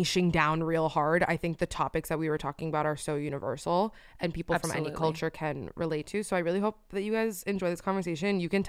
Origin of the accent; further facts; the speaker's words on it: Miami, Florida, United States; moved away; I only grew up in Miami